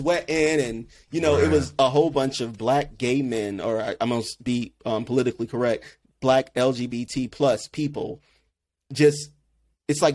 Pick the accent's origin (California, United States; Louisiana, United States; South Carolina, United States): South Carolina, United States; moved away as an adult; also born or lived in Washington, D.C.; growing up in South Carolina